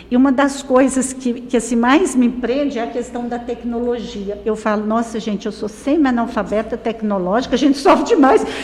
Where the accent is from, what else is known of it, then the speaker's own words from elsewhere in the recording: Caldas Novas, Goiás, Brazil; also born or lived in Morrinhos; Eu sou daqui